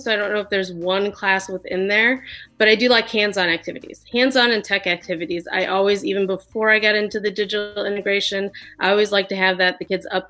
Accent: South Bend, Indiana, United States; I'm from South Bend, Indiana.

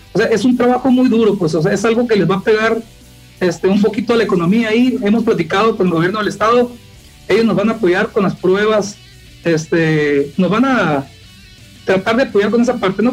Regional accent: Guerrero Negro, Baja California Sur, Mexico; now in La Paz, Mexico; yo soy de Guerrero Negro, es una zona, pues es la frontera con Baja California

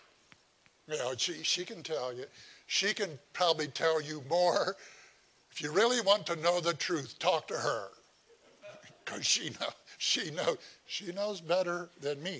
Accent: Indiana, United States; moved away; I'm from Indiana

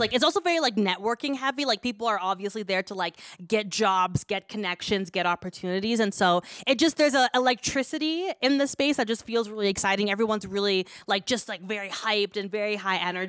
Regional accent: Kenya; we're a Kenyan podcast

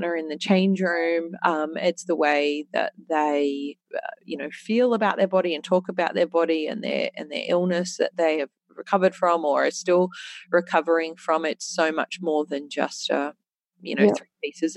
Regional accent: Australia; as an Australian female

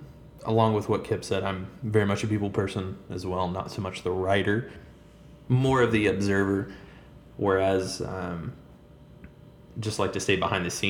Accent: Chattanooga, Tennessee, United States; born and raised in Chattanooga, Tennessee

